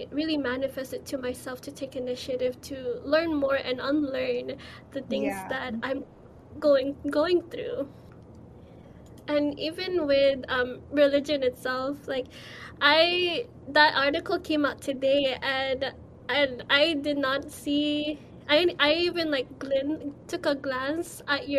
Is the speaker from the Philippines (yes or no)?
yes; Philippines; And it's something that we don't really talk about as a Filipino, especially because religion is a huge part in our culture.